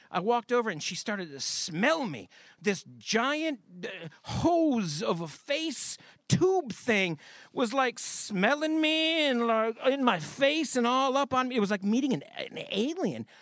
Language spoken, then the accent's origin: English; Michigan, United States; I grew up in Michigan.